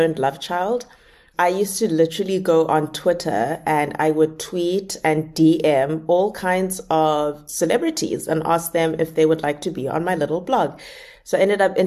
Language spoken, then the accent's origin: English; South Africa; moved away as an adult; now in Cape Town, South Africa; I live 23 hours away from Cape Town. That's my hometown, is that far by bus.